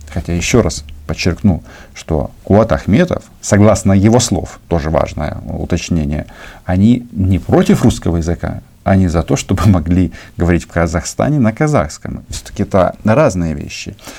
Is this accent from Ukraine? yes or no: yes; Ukraine; мы, украинцы